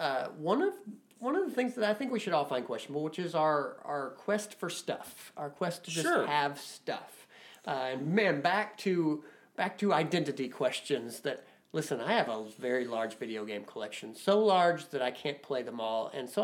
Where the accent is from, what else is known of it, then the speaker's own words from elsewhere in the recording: Shawnee National Forest, Illinois, United States; I grew up in the Shawnee National Forest, so we've got trees